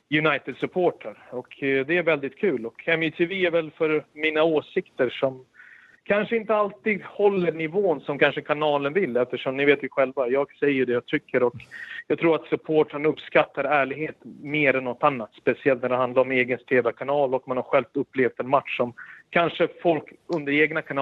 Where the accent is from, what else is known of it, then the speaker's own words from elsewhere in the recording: Sarajevo, Sarajevo Canton, Bosnia & Herzegovina; also born or lived in Belgrade; now in Sweden; sprang runt med en boll på gatorna eftersom jag flyttade ju från Belgrad till Sarajevo. Och det är anledningen varför vi kom hit efter kriget.